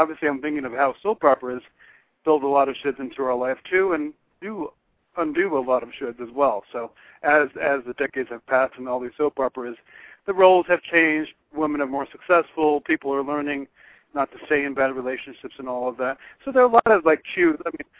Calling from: Florida, United States; from Florida.

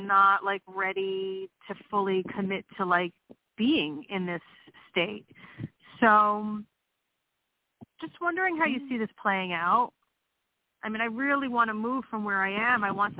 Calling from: Pennsylvania, United States

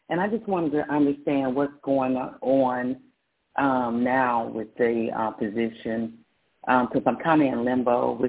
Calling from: Texas, United States; I'm calling from Texas.

